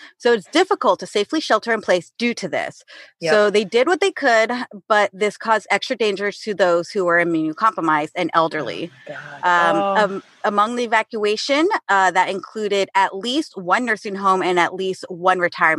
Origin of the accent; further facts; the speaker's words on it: Paso Robles, California, United States; I grew up in Paso Robles